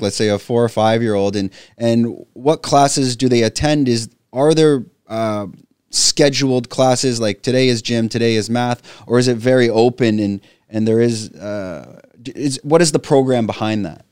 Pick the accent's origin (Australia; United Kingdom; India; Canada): Canada; first language English; now in Phuket, Thailand; I'm a Canadian expat living in Phuket, Thailand